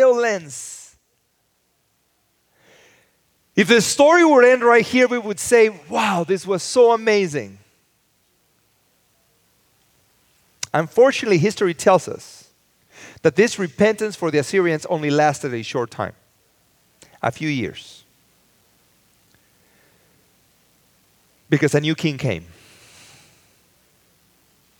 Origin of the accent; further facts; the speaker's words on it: Mexico City, Mexico; now in Los Angeles, United States; I grew up in the city. I was born in Mexico City, and then I came to live